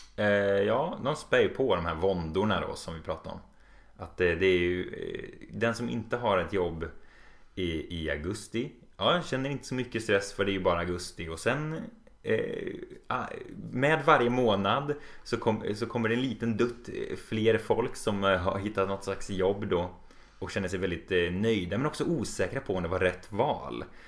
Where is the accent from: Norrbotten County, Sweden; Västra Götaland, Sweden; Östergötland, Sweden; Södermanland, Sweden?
Västra Götaland, Sweden; Borås; moved away; Jag kommer ursprungligen från Borås